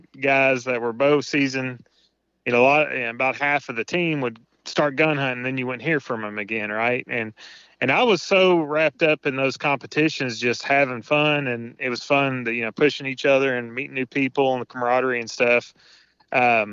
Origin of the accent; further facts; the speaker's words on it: Tennessee, United States; now in Indiana, United States; I'm currently living in Indiana, born and raised in Tennessee